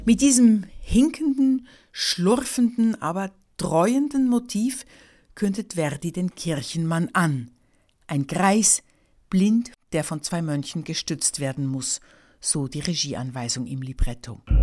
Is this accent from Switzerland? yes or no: yes; Switzerland; Ich bin Schweizerin